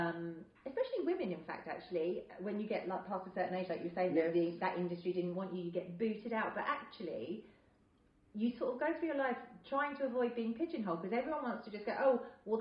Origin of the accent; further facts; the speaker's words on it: United Kingdom; I don't feel as proud as being British as I did